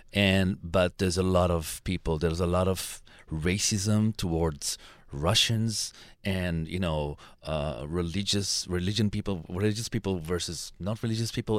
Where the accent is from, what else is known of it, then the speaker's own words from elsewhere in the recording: Israel; I'm coming from Israel